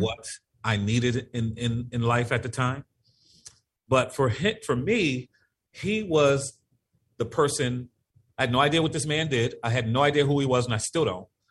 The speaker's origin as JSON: {"language": "English", "town": "Norwalk", "region": "Connecticut", "country": "United States", "tie": "born or raised there", "also_born_or_lived": "Bridgeport, Connecticut", "moved": "as an adult", "lives_now": "New Haven, United States", "said": "I was born and raised in Norwalk, Connecticut. Uh, I live in New Haven, Connecticut now"}